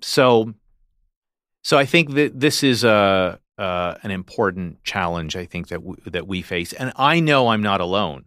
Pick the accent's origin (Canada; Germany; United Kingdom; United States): Canada; a Canadian who was inspired by what I saw here in Canada, who's trained here